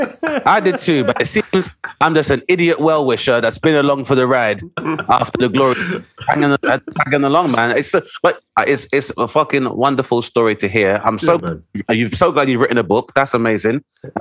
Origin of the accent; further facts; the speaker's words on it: United Kingdom; being a British national as a black dude, being able to play basketball and having those opportunities